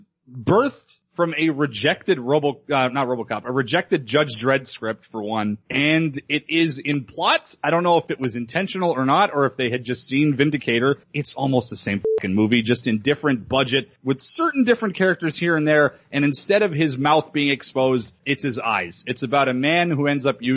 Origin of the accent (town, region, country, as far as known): Canada